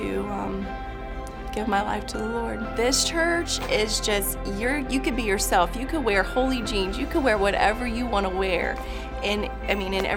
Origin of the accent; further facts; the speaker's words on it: Pensacola, Florida, United States; I'm from Pensacola, Florida